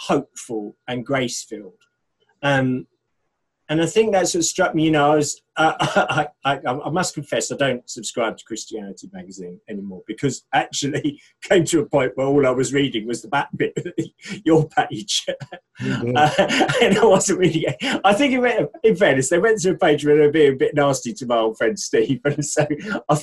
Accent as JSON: {"language": "English", "country": "United Kingdom", "said": "we are British"}